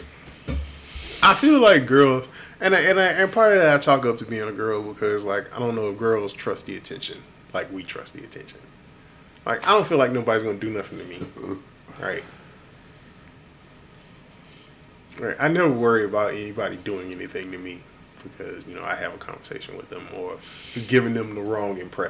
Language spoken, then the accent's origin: English; Houston, Texas, United States; now in Austin, United States; I'm from Houston